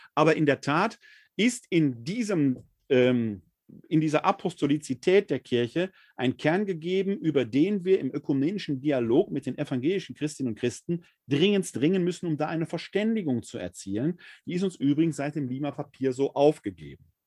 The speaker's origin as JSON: {"language": "German", "area": "Ruhr area", "region": "North Rhine-Westphalia", "country": "Germany", "tie": "born or raised there", "said": "ein Kind des Ruhrgebietes"}